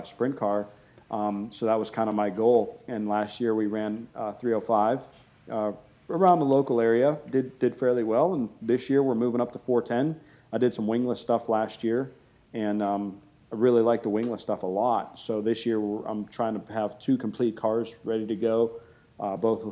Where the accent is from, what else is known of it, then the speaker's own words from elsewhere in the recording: Boardman, Ohio, United States; also born or lived in Canfield, Ohio; I've been here in Ohio my entire life